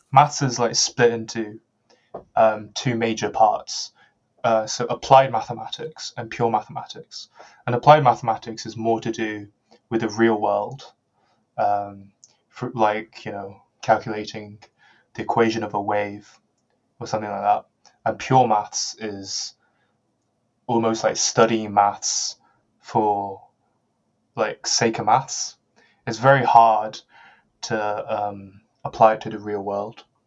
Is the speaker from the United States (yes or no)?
no; Birmingham, West Midlands, United Kingdom; I'm from Birmingham